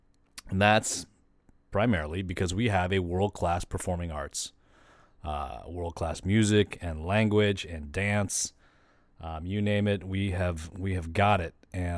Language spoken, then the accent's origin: English; California, United States; So you're seeing these sports and music and all these programs that I was used to growing up in California get cut.